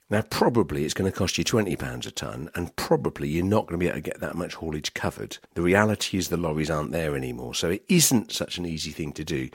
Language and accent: English; Norfolk, East of England, United Kingdom; I'm from Norfolk